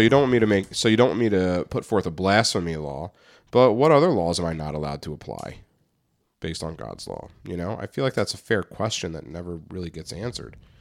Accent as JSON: {"language": "English", "country": "United States", "said": "I'm American"}